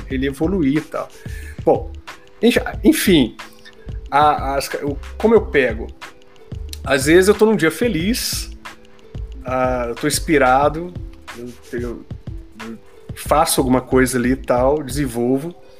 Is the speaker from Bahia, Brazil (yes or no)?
no; Minas Gerais, Brazil; eu sou mineiro, eu coloco muita coisa no diminutivo